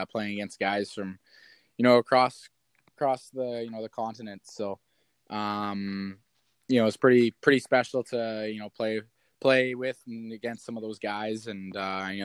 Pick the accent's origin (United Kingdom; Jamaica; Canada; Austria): Canada; Kamloops, British Columbia; born or raised there